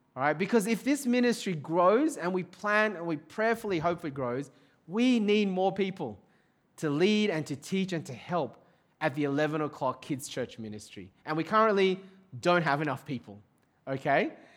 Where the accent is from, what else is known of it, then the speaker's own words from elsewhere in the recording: Sydney, New South Wales, Australia; also born or lived in overseas (birthplace unspecified); We're growing up in Sydney, Australia